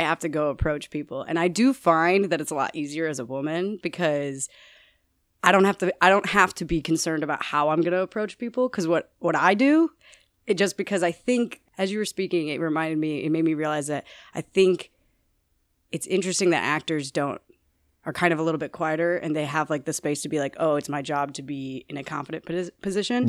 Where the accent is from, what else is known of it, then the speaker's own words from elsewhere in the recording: Naperville, Illinois, United States; when I was seven years old, I was living in Naperville, Illinois